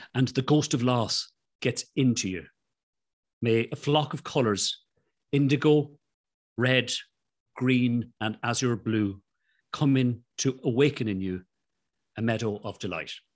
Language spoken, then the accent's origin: English; Ireland; I'm Irish